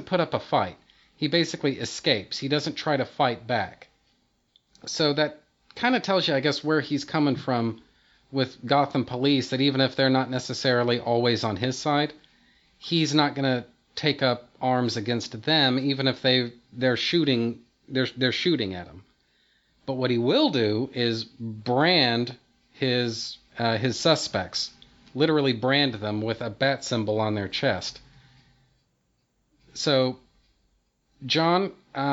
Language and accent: English; Texas, United States; I was born and bred in Texas